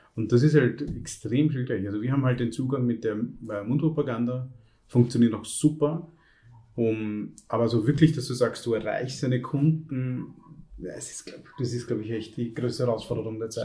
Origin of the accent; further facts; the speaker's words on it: Vienna, Austria; bei uns in Wien